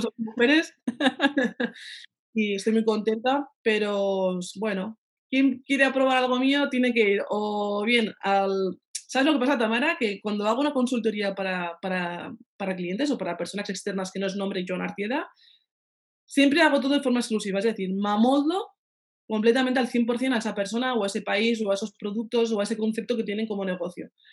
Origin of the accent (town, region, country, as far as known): Pamplona, Navarre, Spain; moved away as an adult; also born or lived in France